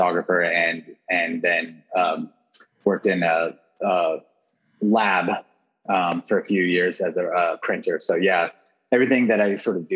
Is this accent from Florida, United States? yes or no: no; Corona, California, United States; now in South Pasadena, United States; I grew up outside of LA. I grew up in Corona, California, which is in Riverside County